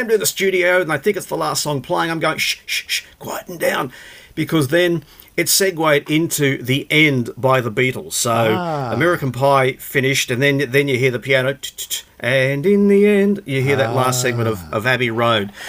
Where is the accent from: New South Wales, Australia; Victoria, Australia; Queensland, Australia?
Queensland, Australia; Brisbane; me, I guess, growing up in Brisbane